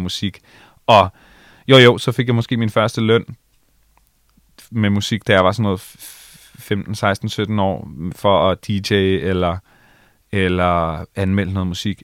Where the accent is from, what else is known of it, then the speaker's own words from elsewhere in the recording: Allinge, Capital Region of Denmark, Denmark; moved away; Jeg kommer fra Allinge på Bornholm